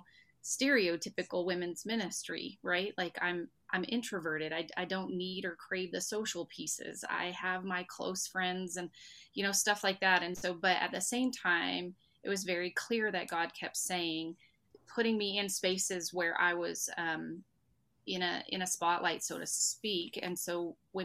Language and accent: English; Arkansas, United States; now in Red Deer, Canada; I was born and raised in Arkansas